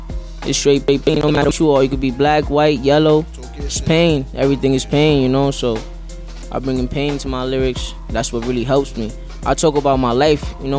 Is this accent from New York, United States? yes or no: yes; Harlem, New York, United States; I'm from Harlem.